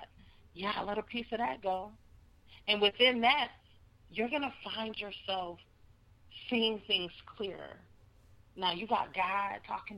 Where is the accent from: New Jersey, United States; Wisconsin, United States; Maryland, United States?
Wisconsin, United States; born or raised there; moved away as an adult; now in Texas, United States